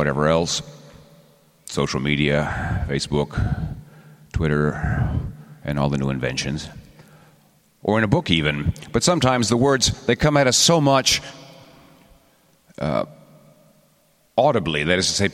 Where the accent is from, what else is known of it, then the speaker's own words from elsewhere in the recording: Texas, United States; I'm from Texas